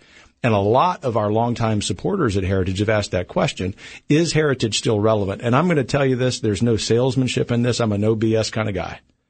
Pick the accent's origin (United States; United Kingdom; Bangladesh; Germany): United States; Louisiana; I grew up in a poor family in Louisiana